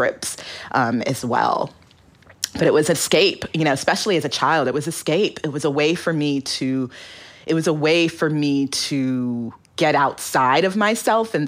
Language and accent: English; Alaska, United States; growing up in Alaska or being a child of Nigerian immigrants